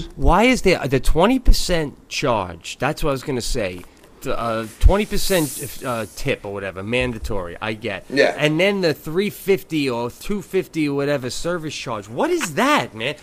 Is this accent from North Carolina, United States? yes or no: no; Long Island, New York, United States; now in Los Angeles, United States; I grew up on Long Island.